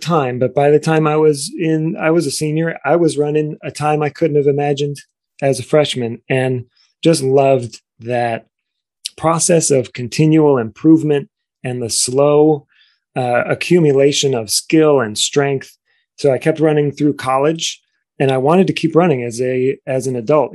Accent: Cleveland, Ohio, United States; I grew up in Cleveland, Ohio

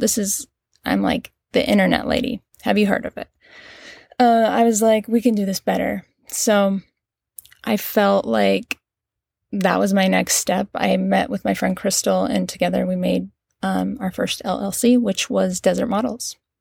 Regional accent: Cedar City, Utah, United States; moved away; I was born and raised in Cedar City, Utah.

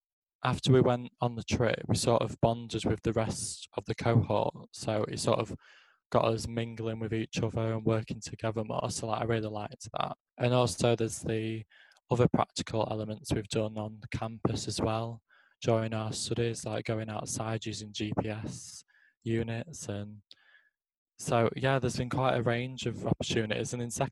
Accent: Doncaster, Yorkshire and the Humber, United Kingdom; Well, I'm from Doncaster

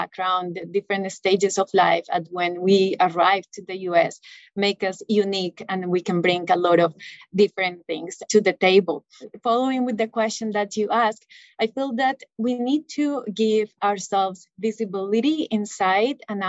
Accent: Bogota, Colombia; moved away as an adult; now in United States; I'm originally from Bogota, Colombia, and I did my medical school there. So, and then I came here in 2012.

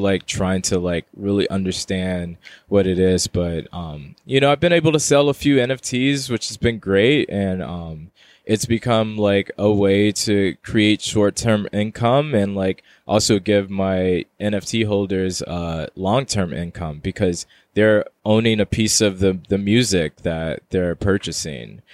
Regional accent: Houston, Texas, United States; moved away as an adult; also born or lived in Queens, New York; now in New York, United States; I'm currently living in New York, in Queens, New York, um, but I'm originally from Houston, Texas

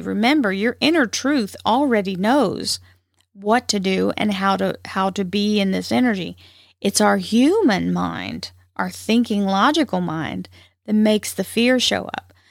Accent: the South, United States; accent: twang; I'm from the South, and so it has its own drawbacks. Uh, there's a little, sometimes there's a little twang in my voice

